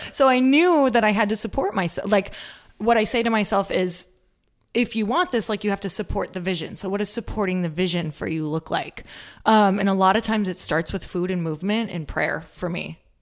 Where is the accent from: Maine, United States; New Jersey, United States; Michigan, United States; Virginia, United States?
Michigan, United States; Upper; moved away; I'm from Upper Michigan, um, which is totally the North Woods.